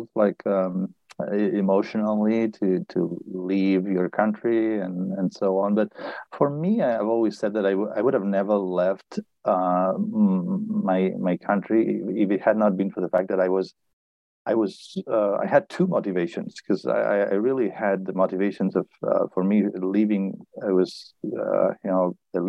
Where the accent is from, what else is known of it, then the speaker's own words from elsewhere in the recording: Barcelona, Catalonia, Spain; moved away as an adult; also born or lived in Boston / Berkeley; I was born in Barcelona, and I studied physics